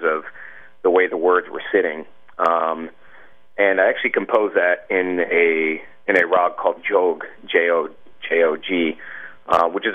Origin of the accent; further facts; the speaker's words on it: United States; I was born in America and, you know, I'm an Indian American